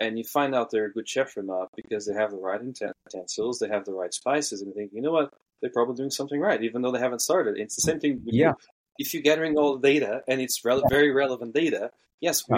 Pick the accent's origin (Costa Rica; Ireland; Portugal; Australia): Portugal; I'm from Portugal